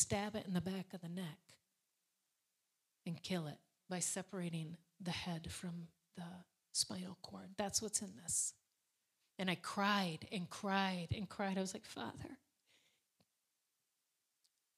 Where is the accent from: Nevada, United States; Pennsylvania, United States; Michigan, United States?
Michigan, United States; Alpena; which was up in Opina, Michigan, which happened to be my hometown